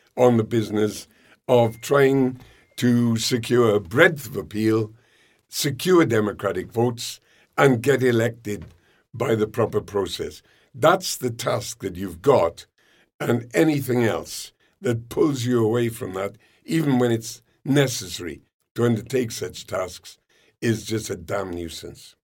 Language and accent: English; United Kingdom; we're Brits